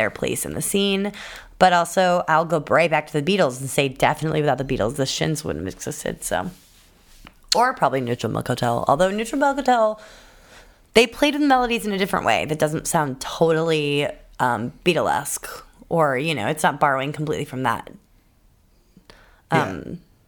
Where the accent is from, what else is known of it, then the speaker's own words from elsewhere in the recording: United States; I'm an American